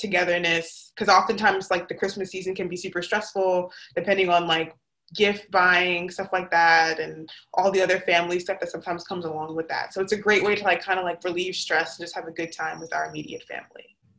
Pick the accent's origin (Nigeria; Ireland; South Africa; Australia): Nigeria; So I'm Nigerian. My parents are from Nigeria.